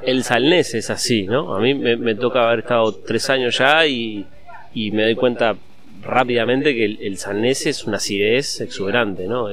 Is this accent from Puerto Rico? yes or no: no; Uruguay; en Uruguay, en mi país